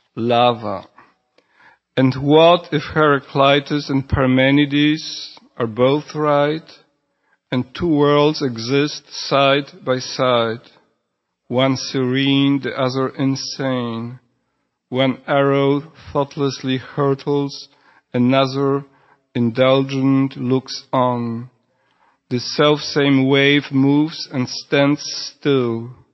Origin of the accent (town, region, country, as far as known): Poland; first language Polish; English is a second language; moved away; also born or lived in Houston